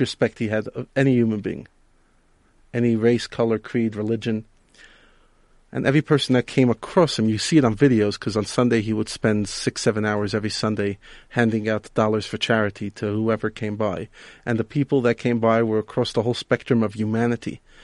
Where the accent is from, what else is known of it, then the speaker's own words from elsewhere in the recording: New York City, New York, United States; now in Johannesburg, South Africa; I grew up in Brooklyn, New York